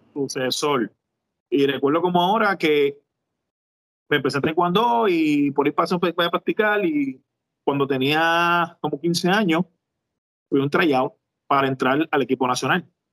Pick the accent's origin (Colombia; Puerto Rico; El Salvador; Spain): Puerto Rico; Juana Díaz; also born or lived in Ponce, Puerto Rico; yo soy de Ponce natural, pero me crié en Juana Díaz toda mi vida.